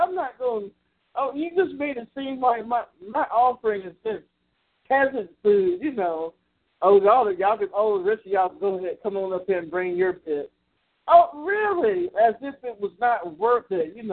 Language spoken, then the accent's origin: English; Columbus, Georgia, United States; born or raised there; now in Macon, United States